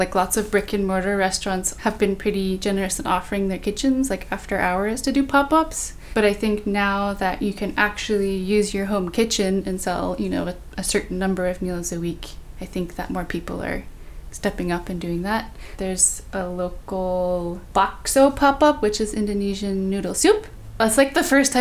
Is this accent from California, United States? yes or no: yes; Bay Area, California, United States; Growing up in the Bay Area, which I feel like is known for being really diverse